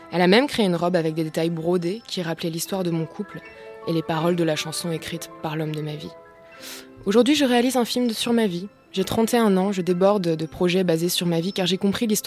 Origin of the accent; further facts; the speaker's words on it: Cremona, Lombardy, Italy; born there; Je suis née à Crémone, une ville italienne que vous ne connaissez sûrement pas